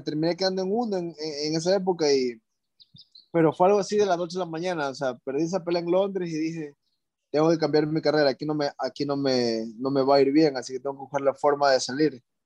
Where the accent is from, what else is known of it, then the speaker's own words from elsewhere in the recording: Ecuador; moved away as an adult; also born or lived in California; yo era de Ecuador, o sea, yo soy de Ecuador